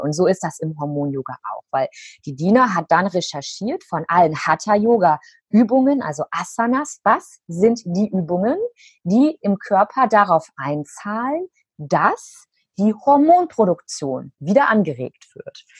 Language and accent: German; Cologne, North Rhine-Westphalia, Germany; hier in Köln in meiner Heimat